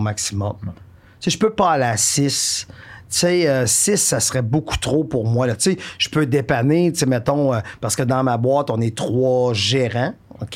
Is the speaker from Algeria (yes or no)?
no; Warwick, Quebec, Canada; also born or lived in Victoriaville; je viens de la région des Bois-Francs, je suis natif de Warwick, euh, j'ai habité toute ma vie à Victoriaville